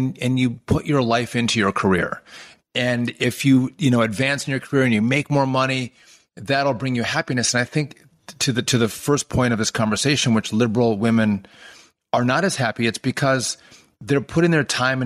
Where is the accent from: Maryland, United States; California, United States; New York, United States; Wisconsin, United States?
Wisconsin, United States; Hayward; also born or lived in Ashland, Wisconsin / Wausau, Wisconsin; I want to go back to Hayward, Wisconsin to practice law with my dad. This is small town, rural Wisconsin. It's cold. It's snowy. I love it there. It's my home